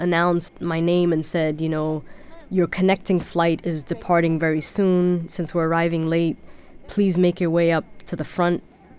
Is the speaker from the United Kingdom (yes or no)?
no; Germany; I was born in Germany. My father was studying in Germany, and I grew up for part of my life in Germany. So I actually never lived in Sudan.